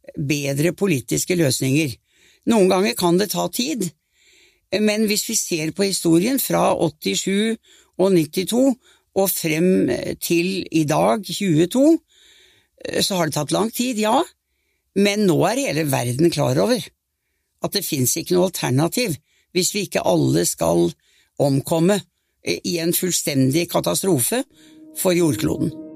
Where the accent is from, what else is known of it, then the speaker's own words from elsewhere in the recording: Norway; jeg var norsk statsminister